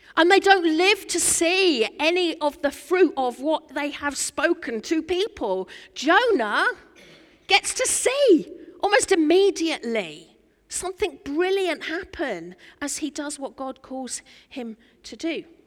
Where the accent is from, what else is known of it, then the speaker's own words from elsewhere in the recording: Norfolk, East of England, United Kingdom; I'm from Norfolk